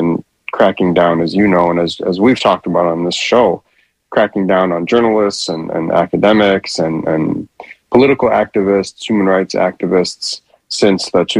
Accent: St. Paul, Minnesota, United States; moved away as an adult; also born or lived in Cairo, Egypt; now in Doha, Qatar; I was born in St. Paul, Minnesota.

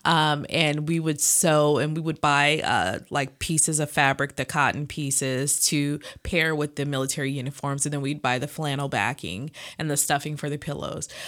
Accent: Los Angeles, California, United States; we lived in L A at the time. Um, I'm actually from Watts

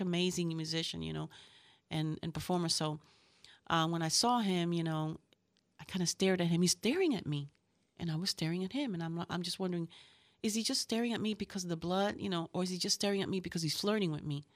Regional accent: Puerto Rico; moved away; also born or lived in Bronx, New York / Ponce, Puerto Rico; I'm from New York, from the Bronx. And, um, I, um, I was raised in Puerto Rico. My parents are from Puerto Rico, from Ponce.

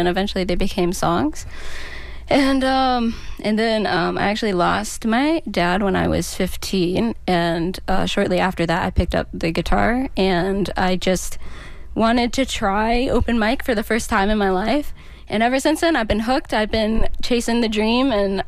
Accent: North Carolina, United States; now in St. Petersburg, United States; I am originally from North Carolina, but I've been in St. Pete now for about 12 years

